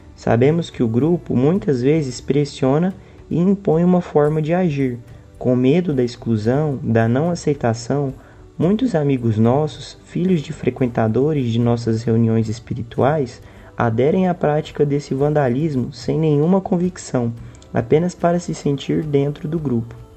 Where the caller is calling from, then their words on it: Goiânia, Goiás, Brazil; eu falo de Goiânia